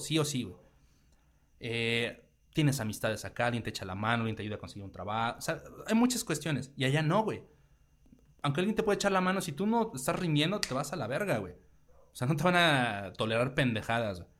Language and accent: Spanish; Mexico; como mexicanos tenemos más cosas en común